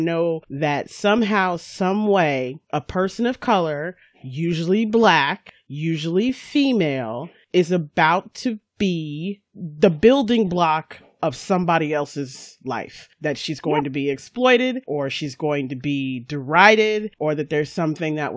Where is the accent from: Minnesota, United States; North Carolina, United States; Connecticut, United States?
North Carolina, United States; I grew up in North Carolina, but for the first 10 years of my life, I lived on a military base.